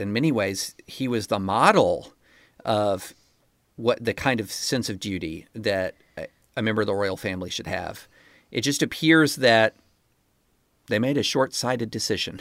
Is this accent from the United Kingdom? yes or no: no; United States; I'm an American